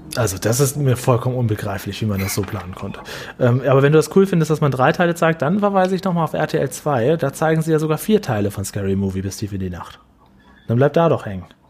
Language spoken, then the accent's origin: German; Lower Saxony, Germany; damals in, in Niedersachsen, in Norddeutschland, da, es war echt so ein klitzekleines Dorf, wo ich aufgewachsen bin